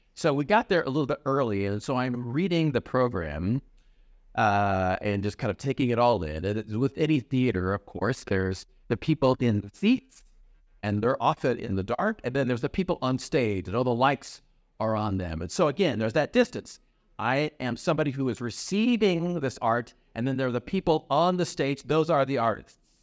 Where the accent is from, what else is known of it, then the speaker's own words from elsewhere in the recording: Iowa, United States; now in Chicago, United States; I grew up in Iowa